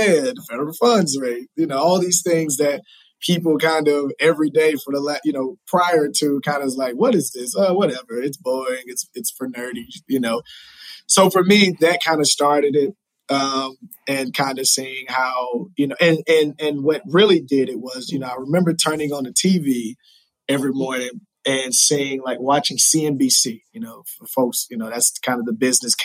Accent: Newnan, Georgia, United States; I'm from a little small country town in Georgia called Newnan, Georgia. It's about 30 minutes south of Atlanta

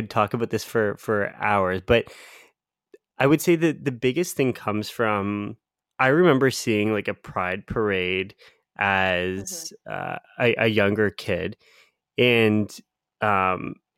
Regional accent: London, Ontario, Canada; now in Ottawa, Canada; when I say London, so London's my hometown. It's about like half the size of Ottawa, which is where both Priya and I live now.

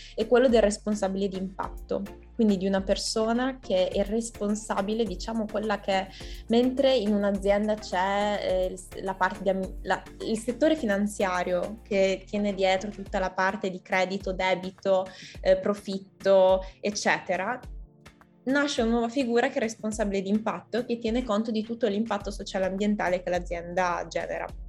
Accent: Italy; io sono appunto come italiana

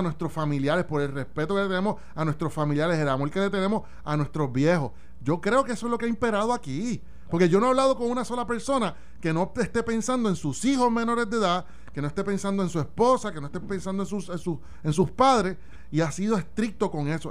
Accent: Puerto Rico; como puertorriqueños

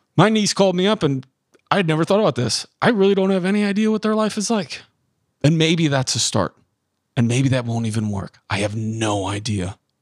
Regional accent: Midwest, United States; I was born and raised in the Midwest

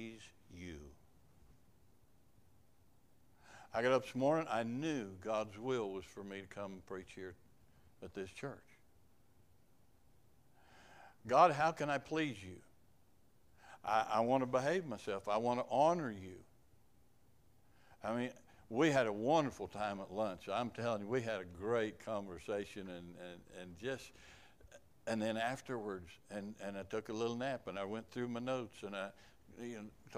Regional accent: Kansas, United States; moved away; also born or lived in Uganda; I was from Kansas

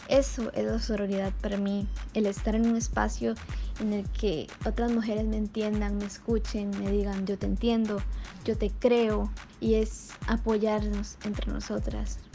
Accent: Cañas, Guanacaste, Costa Rica; soy de Cañas, Guanacaste

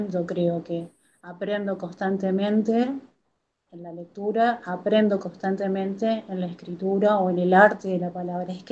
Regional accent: Corrientes, Argentina; moved away as an adult; also born or lived in Formosa, Argentina; el año pasado me volví a Corrientes, a mi ciudad natal, pero tengo afectos, tengo amigos, eh, tengo dos hijos que nacieron en Formosa y tengo una conexión muy particular con la tierra formoseña

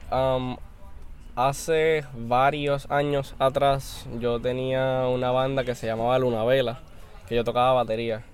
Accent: Aguadilla, Puerto Rico; Kelvin y yo somos de Aguadilla

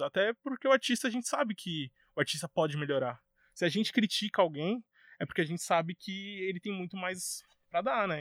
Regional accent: São Paulo, Brazil; lá na minha quebrada, na Arena do Flow, lá em Guanazes

